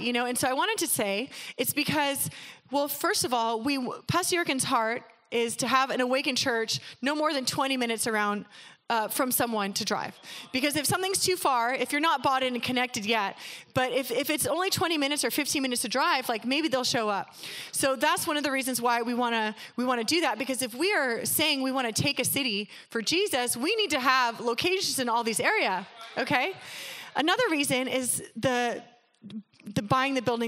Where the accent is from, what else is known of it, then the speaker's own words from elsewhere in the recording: North County, California, United States; moved away as an adult; now in El Cajon, United States; I grew up in North County, but God has brought us here